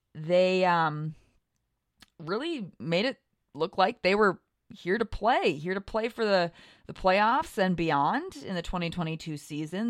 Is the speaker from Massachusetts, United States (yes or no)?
no; North Dakota, United States; I grew up in North Dakota